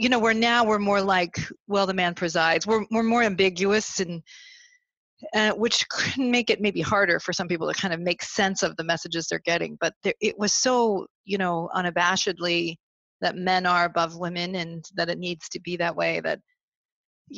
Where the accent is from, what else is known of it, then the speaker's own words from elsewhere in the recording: Vermont, United States; I grew up in Vermont where there were very few members of the church